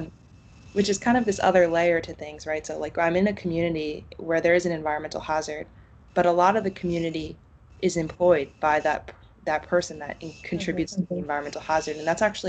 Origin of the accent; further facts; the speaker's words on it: New York, United States; moved away as an adult; also born or lived in Connecticut; now in Boston, United States; I grew up in New York, right next to a power plant